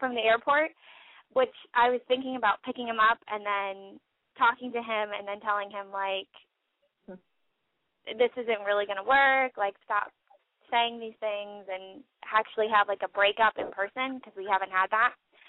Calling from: Orlando, Florida, United States; I'm 24. And I'm from Orlando, Florida.

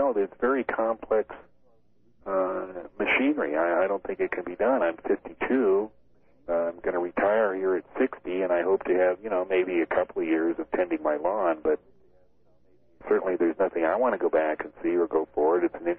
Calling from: Everett, Washington, United States; Everett, Washington.

